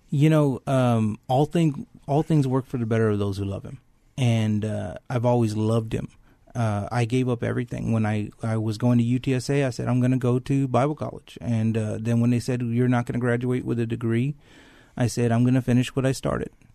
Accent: San Antonio, Texas, United States; I grew up in San Antonio, went to Thomas Jefferson High School

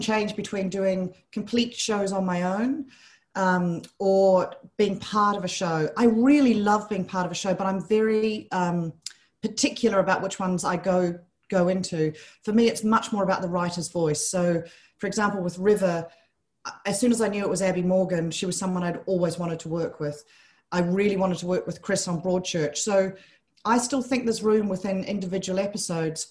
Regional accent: New Zealand; moved away; I grew up in New Zealand

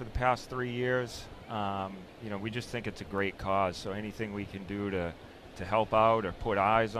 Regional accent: Hanover, Massachusetts, United States; born or raised there

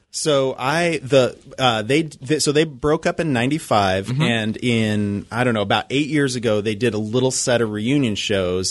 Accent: Idaho, United States; moved away as an adult; now in Seattle, United States; I'm originally from Idaho.

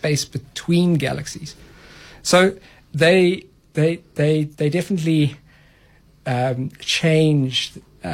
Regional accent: Free State, South Africa; I grew up in the Free State.

